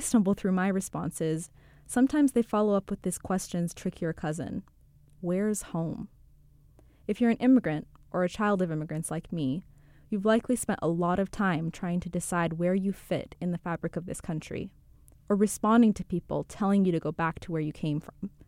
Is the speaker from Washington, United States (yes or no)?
yes; Seattle, Washington, United States; moved away as an adult; also born or lived in Canada; now in New York, United States; I'm from Seattle. We moved there after my dad got an H one B visa